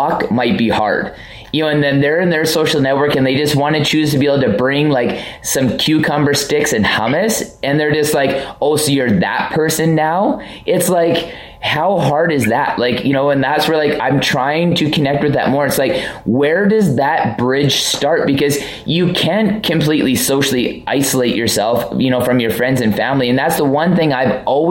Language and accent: English; Vancouver, British Columbia, Canada; I'm from Vancouver.